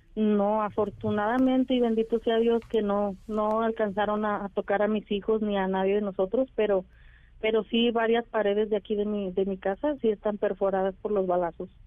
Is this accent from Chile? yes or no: no; Teocaltiche, Jalisco, Mexico; aquí nací, aquí crecí